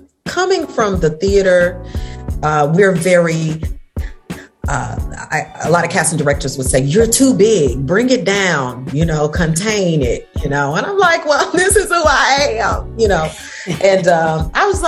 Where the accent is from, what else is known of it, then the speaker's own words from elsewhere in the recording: Tennessee, United States; moved away as an adult; also born or lived in Chicago / New York; now in Atlanta, United States; I grew up in Tennessee